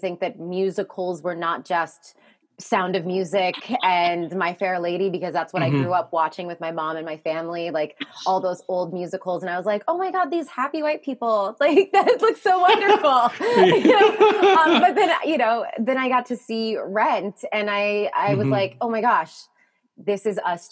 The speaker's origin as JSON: {"language": "English", "town": "Alexandria", "region": "Virginia", "country": "United States", "moved": "yes", "lives_now": "New York, United States", "said": "Alexandria, Virginia"}